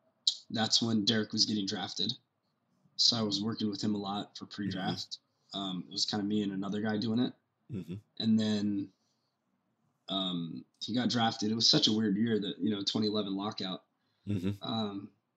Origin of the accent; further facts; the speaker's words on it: Whittier, California, United States; I was in Southern California, where I grew up in Whittier